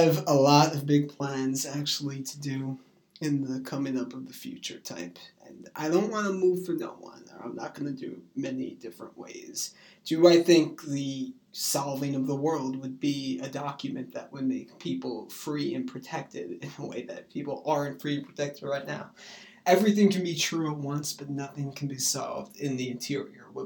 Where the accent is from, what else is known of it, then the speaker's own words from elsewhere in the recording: New York, United States; I come from New York